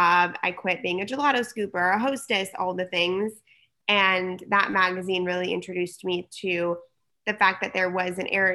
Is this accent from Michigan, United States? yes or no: no; San Diego, California, United States; also born or lived in Berkeley / New York / Los Angeles; I was born and raised in San Diego.